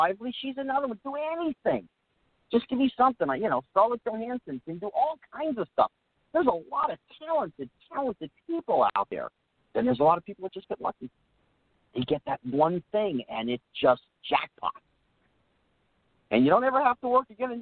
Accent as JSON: {"language": "English", "region": "New Jersey", "country": "United States", "tie": "born or raised there", "moved": "as an adult", "said": "I grew up in New Jersey, so I wasn't a Hollywood kid"}